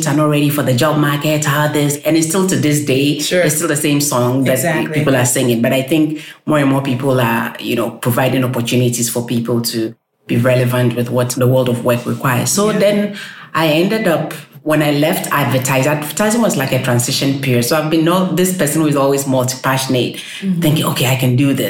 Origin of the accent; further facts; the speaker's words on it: Accra, Greater Accra, Ghana; moved away as an adult; also born or lived in United Kingdom / Nigeria; now in Iceland; I'm Ghanaian. I was born and raised in Ghana, studied in Ghana, my undergraduate in Ghana, and then went to the UK to study